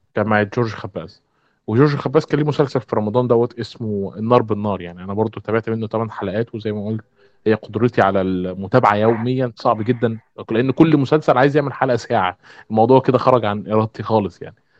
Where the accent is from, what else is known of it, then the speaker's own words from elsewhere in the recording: Egypt; عندنا في مصر